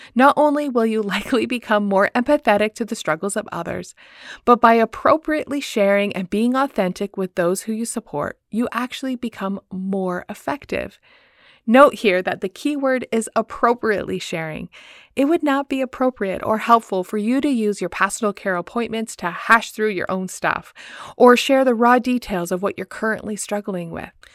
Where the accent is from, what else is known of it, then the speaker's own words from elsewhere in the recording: Woodstock, Ontario, Canada; Movement Church in my hometown, Woodstock, Ontario.